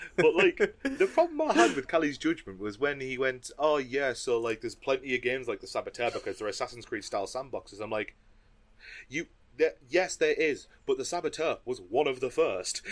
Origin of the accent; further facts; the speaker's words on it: the north of England, United Kingdom; we are Northern English